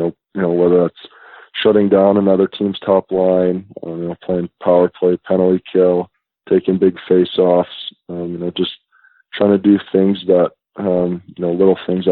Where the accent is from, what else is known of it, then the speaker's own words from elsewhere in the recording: St. Louis, Missouri, United States; No, I was born in St. Louis. So I lived in St. Louis with him there.